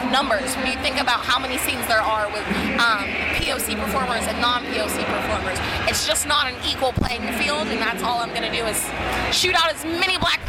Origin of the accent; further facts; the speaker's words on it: Alabama, United States; now in Miami, United States; It's my, I guess you could say my hometown, but I'm actually originally from Alabama, but I love it here.